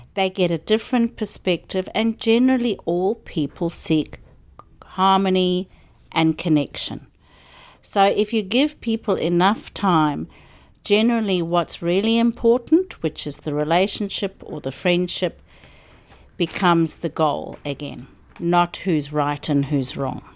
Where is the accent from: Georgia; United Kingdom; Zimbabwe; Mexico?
Zimbabwe; moved away as an adult; also born or lived in South Africa / Melbourne, Australia; now in Byron Bay, Australia; I grew up in Zimbabwe and went to university in South Africa and came to Australia in nineteen eighty-nine.